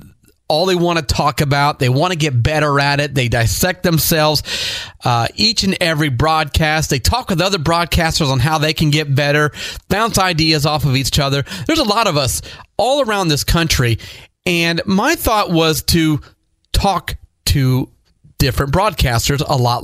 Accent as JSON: {"language": "English", "region": "Northeast Ohio", "country": "United States", "tie": "born or raised there", "moved": "yes", "lives_now": "South Florida, United States", "said": "I grew up in Northeast Ohio, so I'm a huge Cleveland sports fan."}